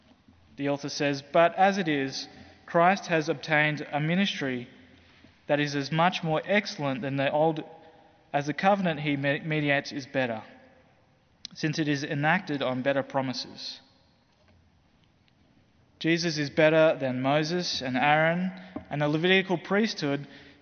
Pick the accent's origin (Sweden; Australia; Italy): Australia; as an Australian